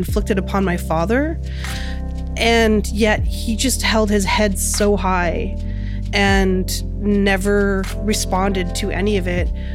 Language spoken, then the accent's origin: English; Winnipeg, Manitoba, Canada; now in Iowa, United States; growing up in Winnipeg